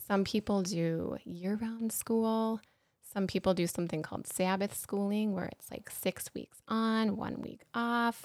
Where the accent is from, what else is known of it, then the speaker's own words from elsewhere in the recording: Apple Valley, Minnesota, United States; I grew up here in Apple Valley, so, um, that high school was Eastview High School.